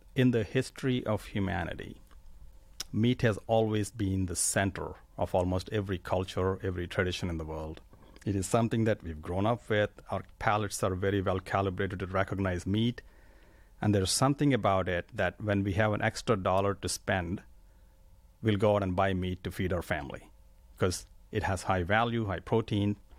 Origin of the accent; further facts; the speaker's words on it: India; moved away as an adult; I grew up in India.